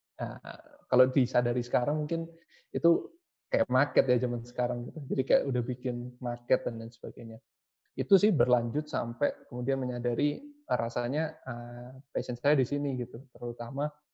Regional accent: Surabaya, East Java, Indonesia; berkuliah di kota saya di Surabaya

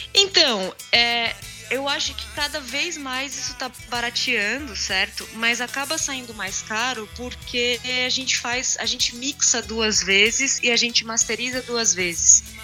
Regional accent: interior of São Paulo, Brazil; Eu cresci no interior, né? Eu nasci em São Paulo, mas minhas férias e toda, toda a minha infância foi no interior de São Paulo

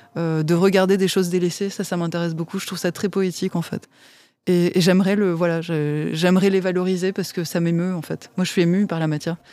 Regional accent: Nîmes, Occitania, France; moved away as an adult; also born or lived in Paris; je suis née à Nîmes. J'ai fait un certain nombre d'études et travaillé à Paris et j'habite aujourd'hui à Nîmes

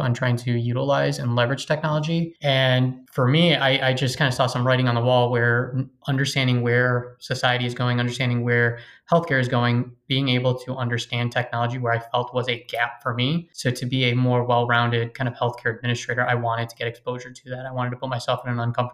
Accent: Chicago, Illinois, United States; also born or lived in St. Louis; Born and raised in Chicago

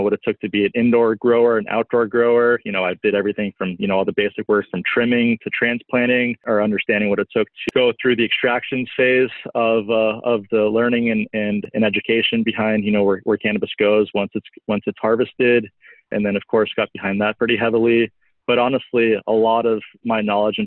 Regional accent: Southern California, United States; moved away as an adult; also born or lived in Colorado; I grew up in California, Southern California, and in 2008, I moved to Colorado

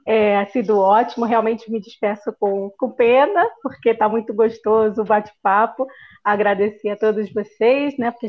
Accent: Rio de Janeiro, Brazil; now in Seville, Spain; eu sou do Rio

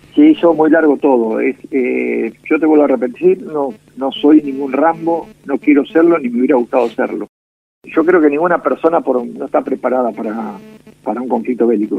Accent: Mercedes, Buenos Aires Province, Argentina; moved away as an adult; now in Mar del Plata, Argentina; Soy nacido en Mercedes, provincia de Buenos Aires

